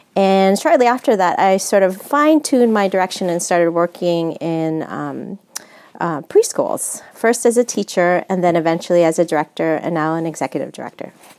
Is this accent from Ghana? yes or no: no; San Francisco, California, United States; I'm actually born and raised in San Francisco, but my background, I'm my family's from the Philippines.